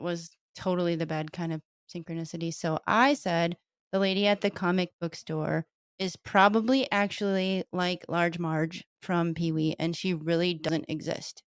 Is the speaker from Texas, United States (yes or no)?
no; Detroit, Michigan, United States; I grew up in Detroit